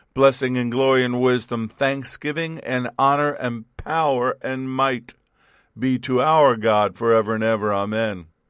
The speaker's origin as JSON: {"language": "English", "region": "New York", "country": "United States", "tie": "born or raised there", "said": "I grew up in New York as a New York Yankee base, baseball fan."}